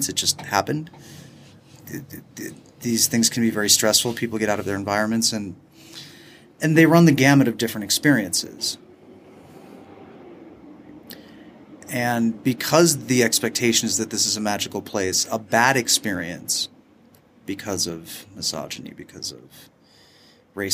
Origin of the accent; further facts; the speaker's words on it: United States; as an American